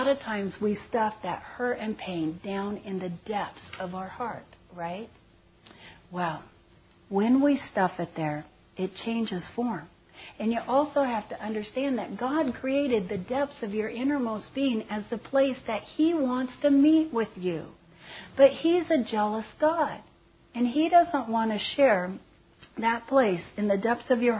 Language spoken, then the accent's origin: English; Seal Beach, California, United States; I grew up in Seal Beach, California